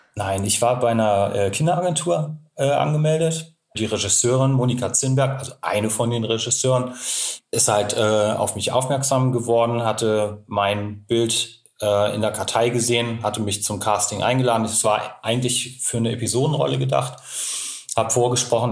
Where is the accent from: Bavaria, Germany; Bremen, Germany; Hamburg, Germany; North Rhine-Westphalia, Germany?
Hamburg, Germany; gebürtig komme ich ja aus Hamburg